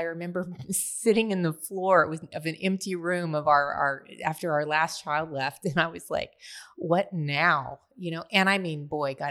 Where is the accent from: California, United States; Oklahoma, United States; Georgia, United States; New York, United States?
Oklahoma, United States; Tulsa; also born or lived in Nashville; Well, I am actually a Tulsa girl. I was born in Nashville, but was only there for a year and then have been in Tulsa my whole life.